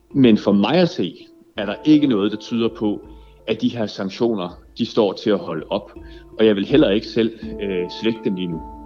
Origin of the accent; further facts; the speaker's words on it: Denmark; som dansker